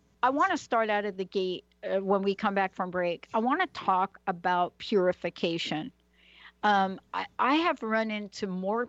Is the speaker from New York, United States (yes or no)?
yes; New York City, New York, United States; I literally grew up in the Bronx